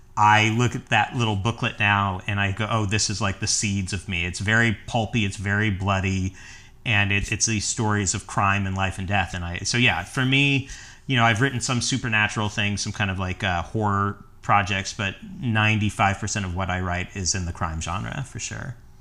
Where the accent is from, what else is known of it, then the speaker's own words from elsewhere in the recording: the Ozarks, Missouri, United States; moved away as an adult; also born or lived in New York City; now in Los Angeles, United States; I'm originally from the Ozarks, and, and I, I went to the University of Missouri